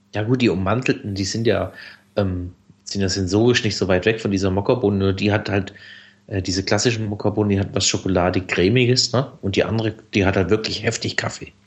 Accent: Black Forest, Baden-Württemberg, Germany; Ich bin ja aus dem Schwarzwald

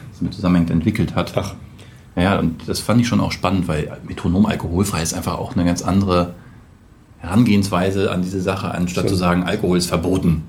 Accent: Braunschweig, Lower Saxony, Germany; moved away; also born or lived in Hamburg area; aus meiner Heimatstadt Braunschweig

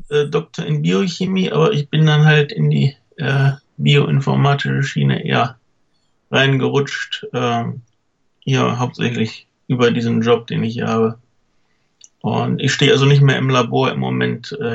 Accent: Cologne, North Rhine-Westphalia, Germany; born there; meine Eltern äh, waren nicht aus Köln, sind nur zugezogen. Mhm. Und irgendwie habe ich den lokalen Akzent nicht so richtig aufgeschnappt.

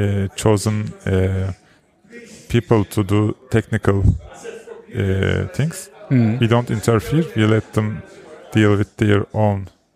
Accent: Turkey; from Turkey.

